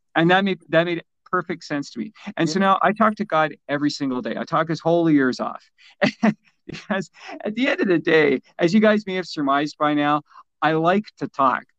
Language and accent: English; Canada; also born or lived in Vancouver; I'm a Canadian